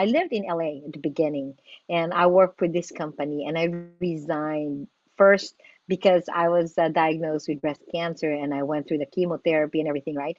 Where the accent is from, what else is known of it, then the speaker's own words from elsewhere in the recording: Philippines; moved away as an adult; now in United States; I am an immigrant from the Philippines